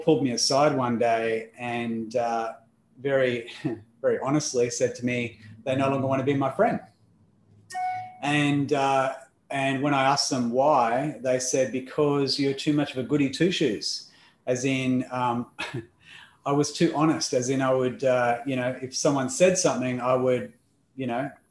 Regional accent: Perth, Western Australia, Australia; accent: Australian; also born or lived in Melbourne, Victoria; So if you haven't figured out the accent just yet, it is Australian. And I am originally from Melbourne in Australia

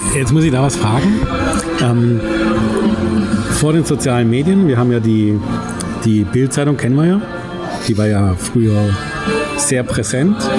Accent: Germany; als Deutscher

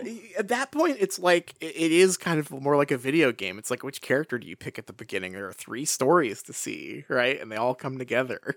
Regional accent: Pacific Northwest, United States; my hometown is sort of just standing in for forks here

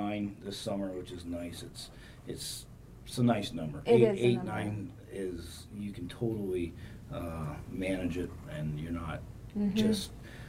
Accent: Indiana, United States; now in Ocala, United States; I'm originally from Indiana.

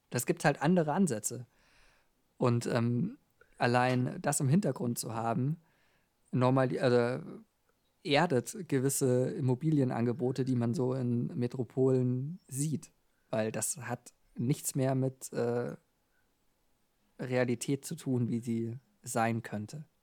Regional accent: Switzerland; Also ähm, wenn ich äh, als Schweizer einfach Geld habe, habe ich ja Geld.

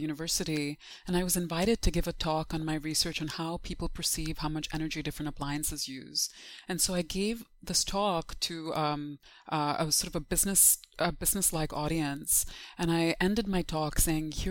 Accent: Dubai, United Arab Emirates; moved away as an adult; also born or lived in Urbana-Champaign, United States / Pittsburgh, United States / New York City, United States; growing up in Dubai

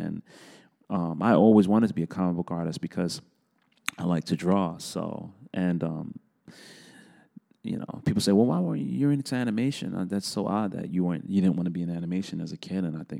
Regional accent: New York City, New York, United States; Yeah, I grew up in the South Bronx, born and raised. Was born in 1975.

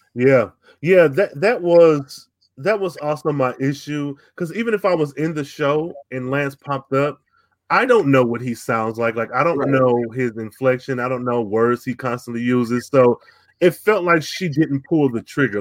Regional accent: United States; me being American

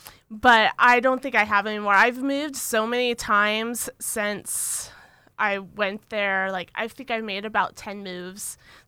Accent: San Jose, California, United States; Okay, so I'm originally from San Jose, California.

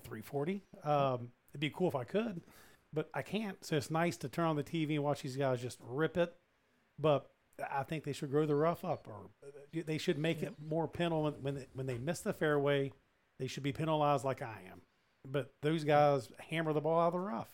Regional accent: West Virginia, United States; now in Houston, United States; growing up in West Virginia

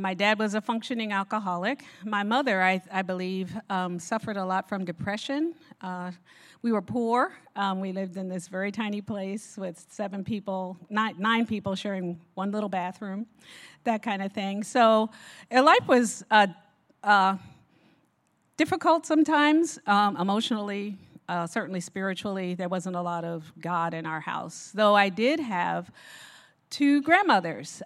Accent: Newark, New Jersey, United States; I was born and raised in Newark, New Jersey

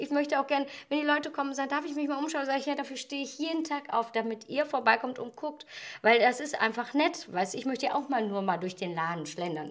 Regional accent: Ratingen, North Rhine-Westphalia, Germany; ich bin, bin ja gebürtige Ratingerin

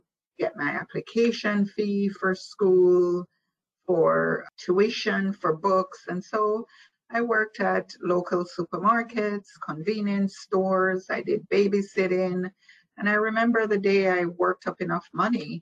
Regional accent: Jamaica; moved away as an adult; now in United States; I was born in Jamaica, West Indies. And I migrated here at the age of 18. So I completed what we call primary and high school in Jamaica

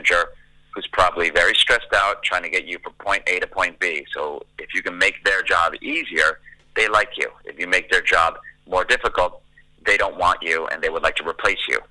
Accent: the New York area, United States; now in Los Angeles, United States; I'm an LA-based, Los Angeles-based drummer, but I grew up in the New York area. That's where I was born and raised

